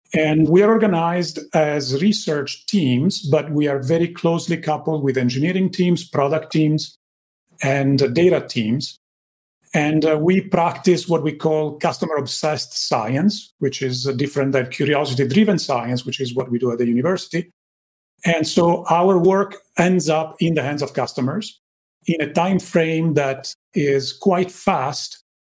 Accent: Italy; English is a second language; moved away as an adult; I grew up in Italy, as you can tell from my accent

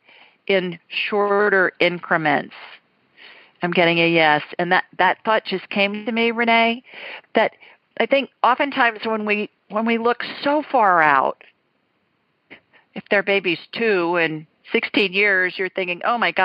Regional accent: Columbus, Ohio, United States; moved away; Two Columbus girls tonight. Well, three, including me, but I haven't lived there in a long time

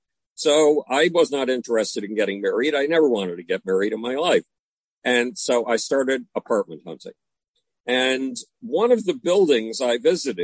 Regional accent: Buffalo, New York, United States; moved away as an adult; Growing up in Buffalo, New York, I couldn't relate to anybody in my own hometown

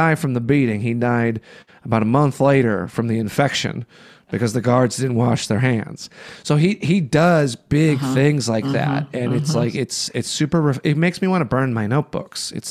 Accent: Chicago, Illinois, United States; now in Los Angeles, United States; I'm a Chicagoan.

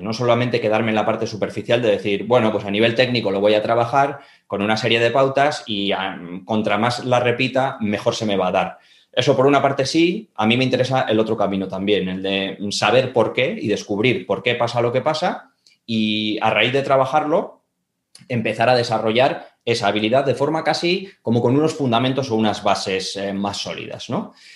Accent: Bilbao, Basque Country, Spain; also born or lived in Andorra; yo soy de Bilbao, estudié turismo aquí en Bilbao

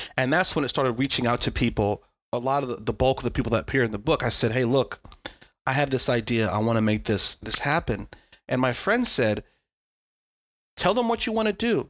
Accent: United States; I was a dude from America.

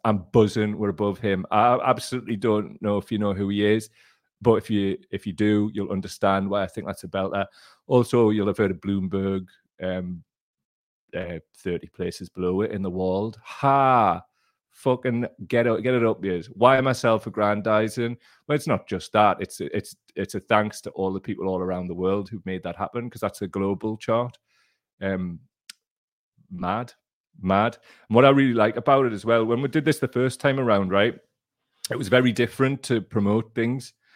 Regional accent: Gateshead, North East England, United Kingdom; I'm from Gateshead. We barely speak English

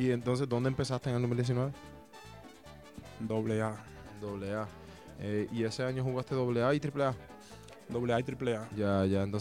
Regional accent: Samaná, Dominican Republic; Soy República Dominicana.

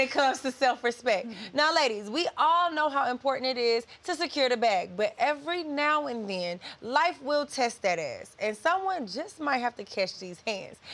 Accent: the South, United States; I come from the South too

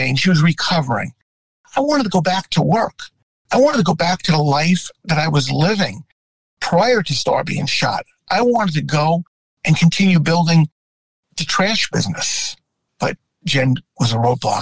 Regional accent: New York City, New York, United States; I grew up in New York. And when you grow up in New York

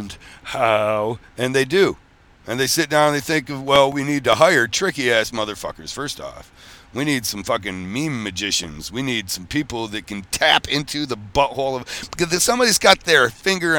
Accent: Michigan, United States; I'm from Michigan.

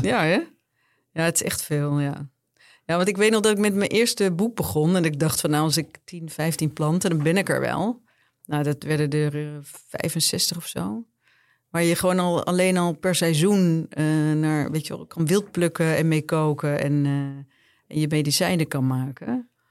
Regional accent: Bergen, North Holland, Netherlands; ik ben in Bergen opgegroeid

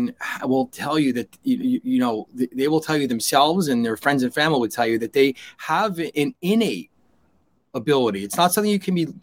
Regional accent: New York, United States; I'm not from Jersey. I'm from New York

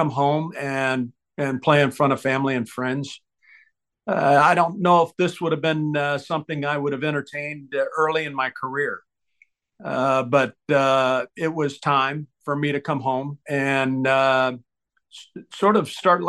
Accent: Tampa, Florida, United States; Growing up in Tampa Bay

